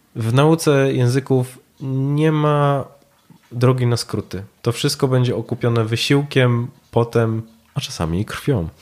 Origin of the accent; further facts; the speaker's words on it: Poland; my z Polski